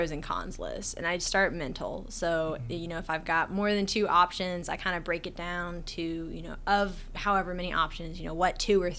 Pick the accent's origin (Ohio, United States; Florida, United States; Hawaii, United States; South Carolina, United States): Florida, United States; also born or lived in Alaska; I'm originally from Florida. I was born in Alaska, though, on a military base.